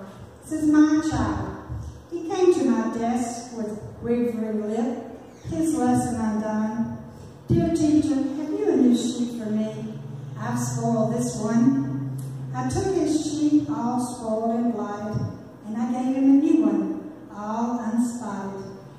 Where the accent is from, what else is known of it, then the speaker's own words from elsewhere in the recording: Oxford, Mississippi, United States; And I'm from Oxford, Mississippi.